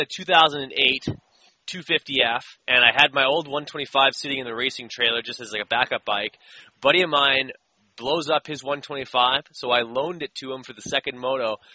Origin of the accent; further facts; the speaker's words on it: Canada; I'm from Canada